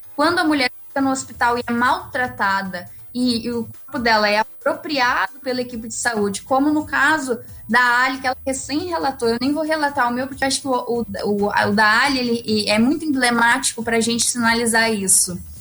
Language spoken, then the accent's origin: Portuguese; Santa Maria, Rio Grande do Sul, Brazil; eu sou de Santa Maria